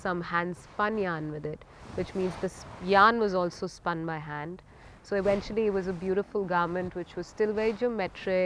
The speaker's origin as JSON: {"language": "English", "country": "India", "said": "I am from India and I have a label called BODICE STUDIO"}